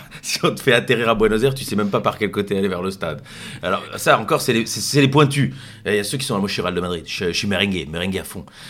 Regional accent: Brussels, Brussels-Capital Region, Belgium; en tant que Bruxellois

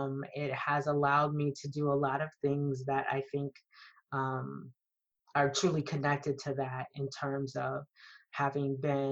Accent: Des Moines, Iowa, United States; I am a Des Moines, Iowa native. So I grew up in the Midwest. I was born and raised there

